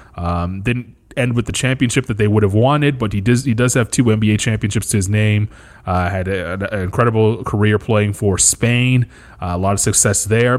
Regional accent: Canada; being a Canadian

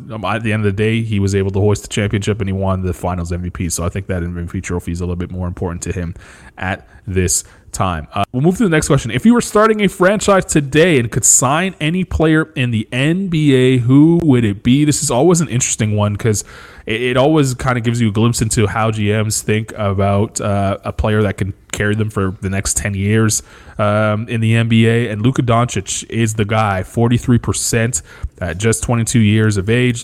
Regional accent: Canada; being a Canadian

